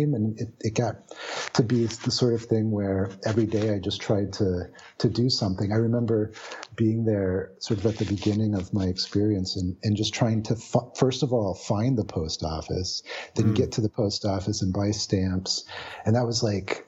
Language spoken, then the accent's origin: English; Indiana and Ohio, Midwest, United States; moved away as an adult; also born or lived in Boston; I was born in the Midwest in the U.S. in Indiana, a small town, and I lived there, and I lived in a small town in Ohio